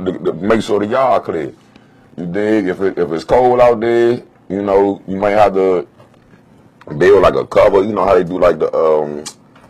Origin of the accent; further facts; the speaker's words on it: South Carolina, United States; now in Washington, D.C., United States; I'm from South Carolina